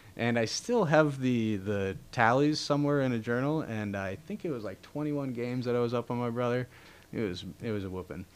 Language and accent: English; Duluth, Minnesota, United States; also born or lived in Ely, Minnesota; family being, you know, born and raised in Ely, and just being in Duluth. I had spent a lot of time as a young kid in the woods and up in the boundary waters